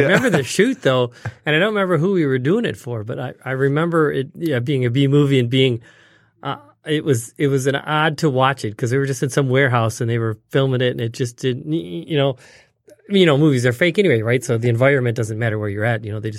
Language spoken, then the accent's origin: English; St. Clair Shores, Michigan, United States; also born or lived in Detroit; I was born in Detroit. Mm. So I'm, grew up in the suburbs of Detroit, St. Clair Shores, so pretty close. I've been in Michigan ever since.